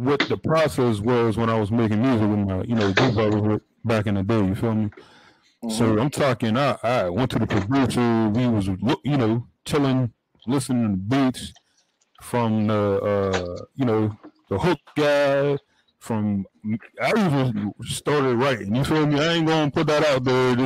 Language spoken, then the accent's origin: English; the Burgh, Pennsylvania, United States; I'm from the Bird, in PA